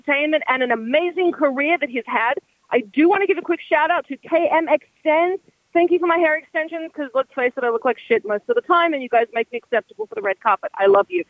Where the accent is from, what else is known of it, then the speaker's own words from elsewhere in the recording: Sydney, New South Wales, Australia; also born or lived in Burnie, Tasmania; I'm from Sydney, Australia. Actually, technically, my family's from Burnie, Tasmania